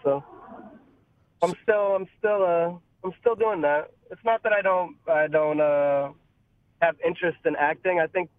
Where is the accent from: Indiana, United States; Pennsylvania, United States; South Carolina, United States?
Pennsylvania, United States; Pittsburgh; I'm from Pittsburgh originally. All sides of my family are from Pittsburgh, so it's just ingrained into me that black and gold is those colors, you know?